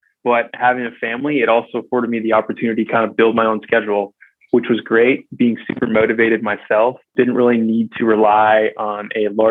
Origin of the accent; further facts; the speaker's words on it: West Michigan, United States; now in San Diego, United States; I grew up in West Michigan